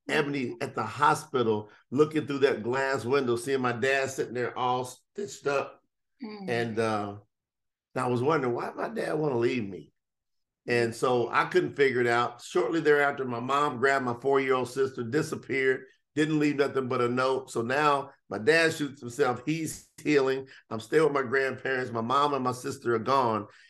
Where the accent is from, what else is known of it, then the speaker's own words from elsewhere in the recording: Kentucky, United States; I came from Kentucky off of a hog farm. And so I grew up in the slop, in the mud